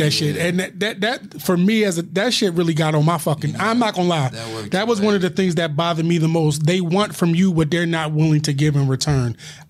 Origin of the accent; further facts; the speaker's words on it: East Coast, United States; I'm from the East Coast. I would never pick Iowa.